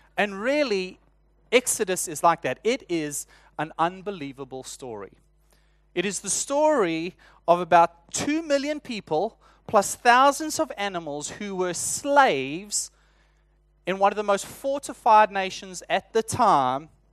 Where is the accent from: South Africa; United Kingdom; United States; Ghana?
South Africa; accent: South African; moved away; my South African accent